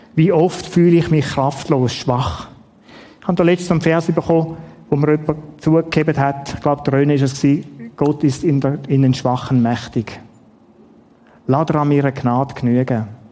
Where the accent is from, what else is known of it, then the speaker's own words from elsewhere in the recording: Schaffhausen, Switzerland; also born or lived in Ottiken; Die Schaffhausen, wo ich aufgewachsen bin